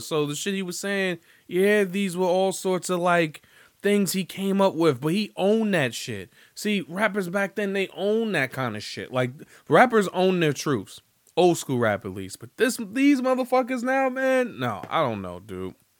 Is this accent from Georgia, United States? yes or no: yes; Atlanta, Georgia, United States; I'm from the South Side of Atlanta